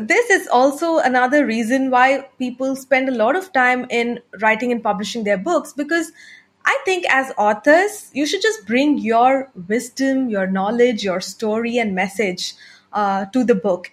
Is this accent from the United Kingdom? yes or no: no; India; first language Tamil; English is a second language; I'm an entrepreneur from India